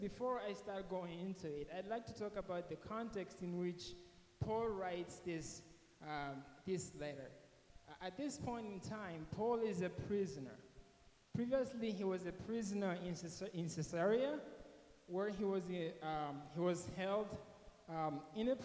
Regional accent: Mozambique; moved away; I'm from Mozambique, Africa

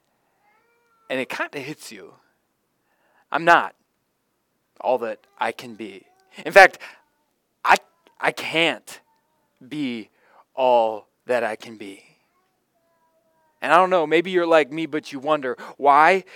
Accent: Florida, United States; a little boy growing up in Florida

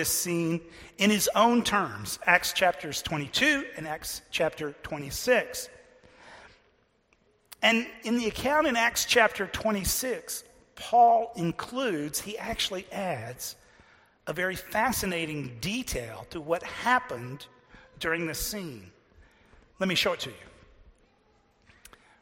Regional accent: Texas, United States; I'm from Texas

